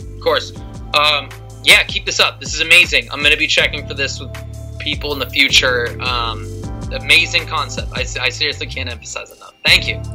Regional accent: California, United States; I'm from California.

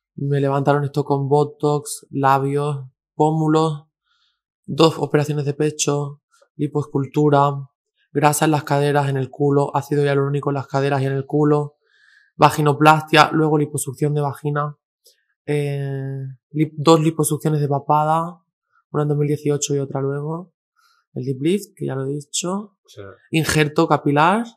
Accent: a village in Granada, Andalusia, Spain; also born or lived in Girona; now in Madrid, Spain; soy de un pueblo de, nací en Gerona, pero soy de un pueblo mm. de Andalucía, de Granada

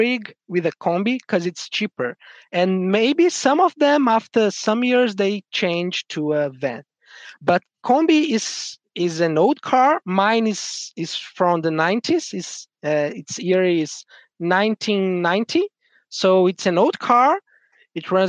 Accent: Brazil; I'm from Brazil

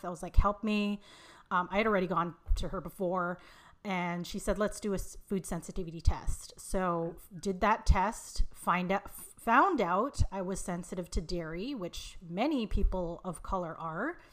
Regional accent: Vancouver, British Columbia, Canada; also born or lived in Montreal, Canada; they move out west to Vancouver, where I, where I live now.

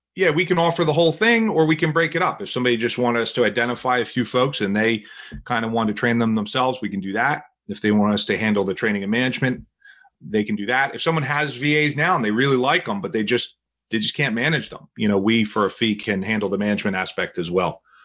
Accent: New Jersey, United States; now in Philadelphia, United States; I'm originally from New Jersey

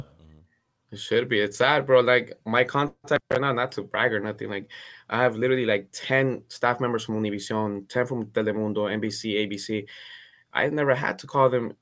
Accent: Cudahy, California, United States; also born or lived in Guatemala; I grew up in Cudahy in Southeast L

